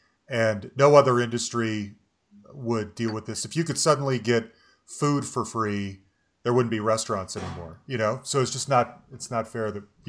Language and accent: English; Salt Lake City, Utah, United States; I grew up in Salt Lake City, so I was far removed from anything cool.